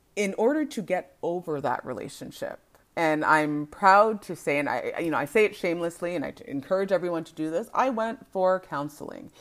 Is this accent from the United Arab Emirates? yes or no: no; Canada; I am a born and raised Canadian